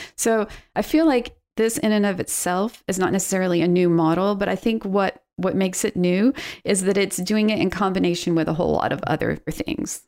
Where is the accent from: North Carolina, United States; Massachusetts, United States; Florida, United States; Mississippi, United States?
North Carolina, United States; moved away; also born or lived in Midwest; North Carolina, which is my home state